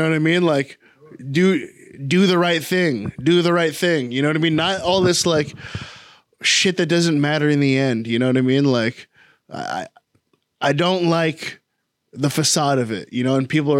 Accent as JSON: {"language": "English", "country": "United States", "said": "Like, that's why, like I said, for us as American people, our standards are so fucking low."}